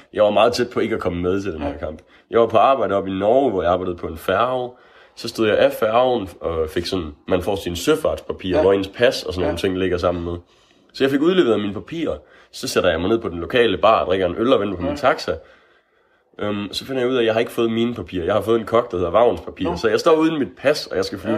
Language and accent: Danish; Aalborg, North Denmark Region, Denmark; Jeg er fra Aalborg